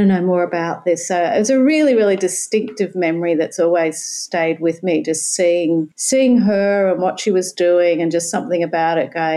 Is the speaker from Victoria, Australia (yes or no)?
no; Sydney, New South Wales, Australia; moved away as an adult; now in Brisbane, Australia; I'm a Sydney girl. I now live in Brisbane, but I was originally from Sydney